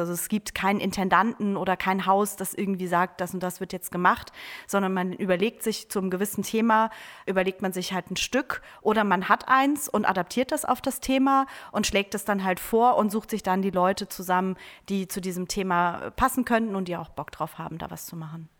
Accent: Trier, Rhineland-Palatinate, Germany; moved away as an adult; now in Oldenburg, Germany; ich komme eigentlich ursprünglich aus Trier

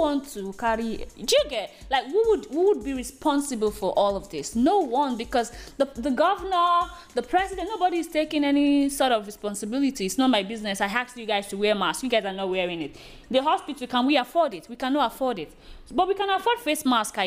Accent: Nigeria; being a Nigerian? I feel blessed

